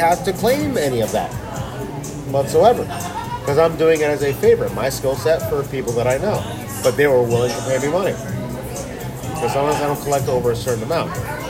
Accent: Nutley, New Jersey, United States; my hometown in Nutley

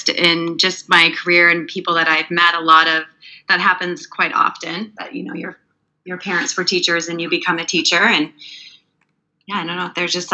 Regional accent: Canada; moved away; I'm from Canada, and I taught in Canada for 7 years

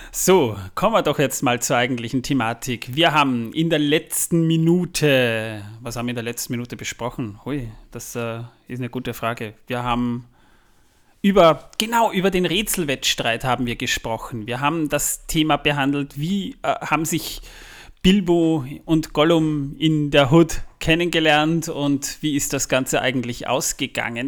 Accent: the region of Zwettl, Lower Austria, Austria; aus meiner Region, wo ich herkomme, das Zwettler

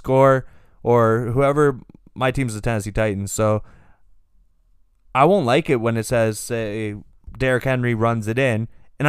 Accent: Canada; I'm a Canadian. I'm just a Canadian guy.

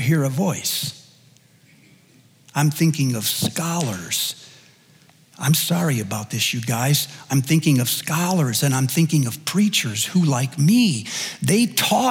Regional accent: United States; as an American

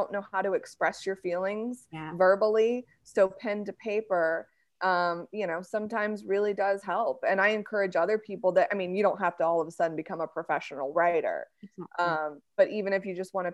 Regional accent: United States; I'm married to a British man and I'm an American

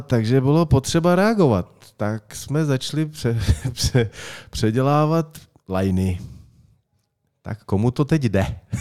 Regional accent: Czechia; já jsem vždycky byl hrdý na to, že jsem Čech a jsem hrdý na to, že jsem Čech

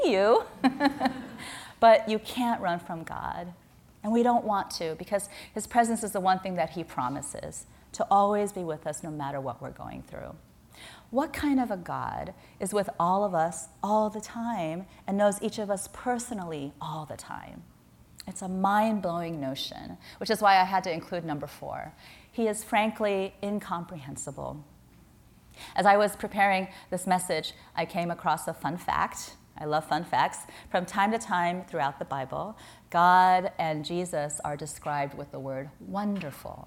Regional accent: Midwest, United States; now in San Francisco, United States; I grew up in the Midwest

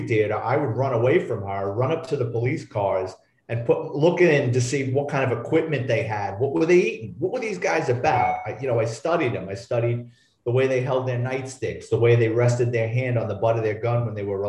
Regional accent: New York City, New York, United States; I'm a Bronx kid. I grew up in New York City, lower middle class family

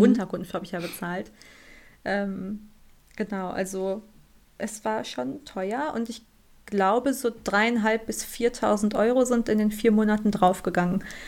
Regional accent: Germany; ich komme aus Deutschland

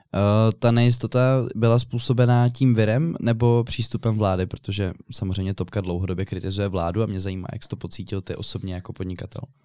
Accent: Prague, Czechia; Já jsem rodilý Pražák

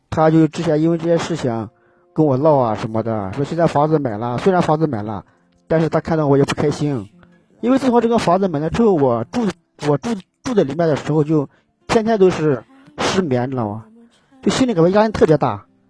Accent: Gansu, China; now in Xi'an, China; 我家是甘肃的，甘肃的

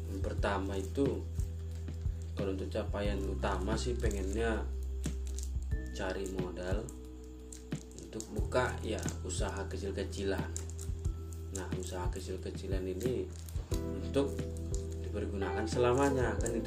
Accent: North Sumatra, Indonesia; Karena di Indonesia apalagi di daerah aku sendiri di Simalungun ya.

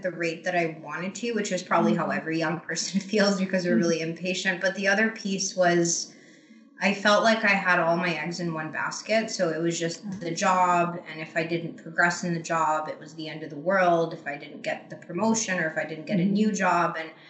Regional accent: Croatia; also born or lived in Asia; now in Canada; So I live in Canada, but I'm not Canadian. I'm Croatian originally. I grew up in Asia, actually, strangely enough.

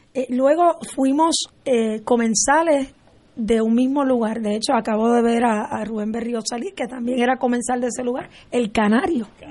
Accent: Puerto Rico; para mí como puertorriqueña

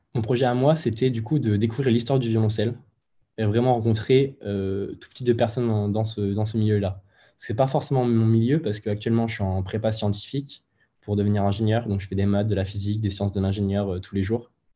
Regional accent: Moulins, Auvergne-Rhône-Alpes, France; moved away as an adult; now in Lyon, France; je suis originaire de Moulins, dans l'Allier, en plein milieu de la France

